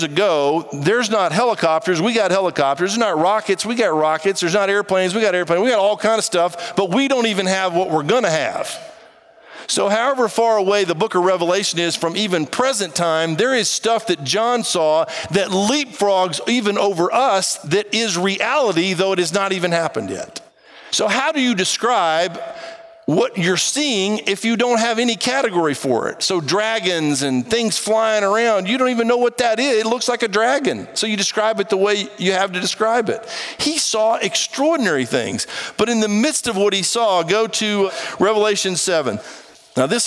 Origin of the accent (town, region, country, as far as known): United States